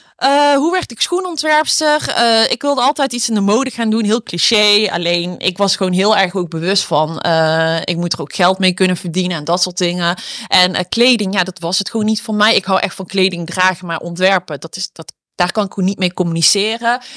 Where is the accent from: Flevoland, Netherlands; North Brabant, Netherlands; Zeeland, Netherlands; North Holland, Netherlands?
North Brabant, Netherlands; Eindhoven; ik ben dus opgegroeid in Eindhoven